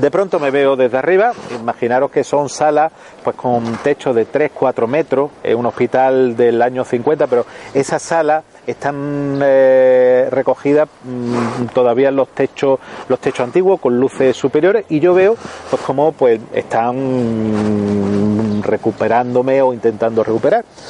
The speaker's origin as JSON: {"language": "Spanish", "region": "Melilla", "country": "Spain", "said": "soy de Melilla"}